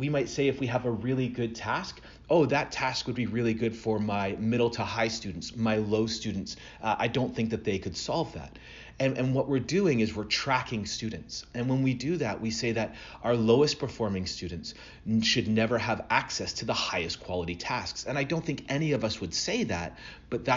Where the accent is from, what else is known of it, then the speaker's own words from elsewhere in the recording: Burlington, Ontario, Canada; now in Atlanta, United States; I'm originally from Burlington, Ontario. So even though I live down here in the south, I still consider myself a Canadian